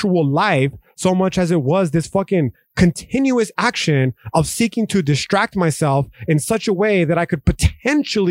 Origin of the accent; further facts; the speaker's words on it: United States; as American citizens